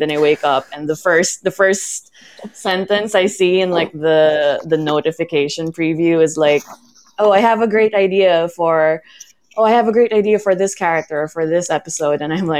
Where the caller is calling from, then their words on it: Philippines; I'm calling in from the Philippines.